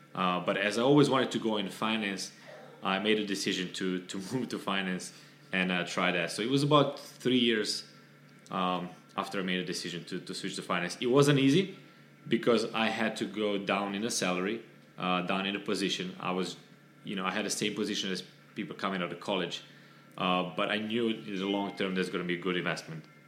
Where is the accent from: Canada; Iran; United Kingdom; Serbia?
Serbia; moved away as an adult; now in Miami, United States; I'm originally from Serbia.